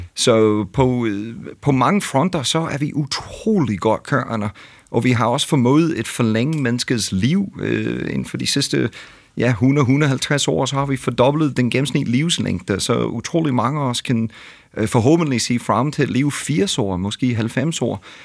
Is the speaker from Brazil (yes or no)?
no; United States; Danish is a second language; now in Denmark; jeg kommer fra USA